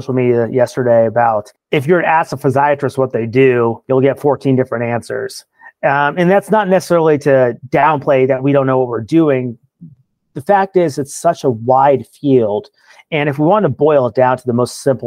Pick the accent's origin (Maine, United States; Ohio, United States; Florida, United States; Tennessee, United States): Ohio, United States; Marion; also born or lived in Columbus, Ohio; I was born and raised in Marion, Ohio, just north of Columbus, Ohio.